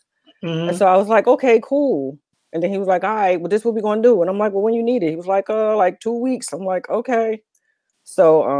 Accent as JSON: {"language": "English", "town": "Newark", "region": "New Jersey", "country": "United States", "said": "I'm from Newark, New Jersey. But I like to say that I have lived everywhere, but not anywhere at all. Because, you know, I come from a household where we moved a lot."}